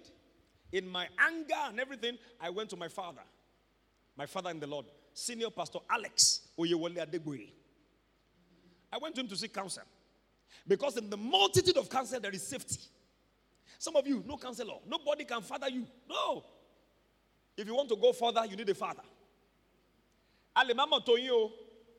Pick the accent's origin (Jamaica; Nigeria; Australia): Nigeria; Ibadan, Oyo; I grew up in Mokola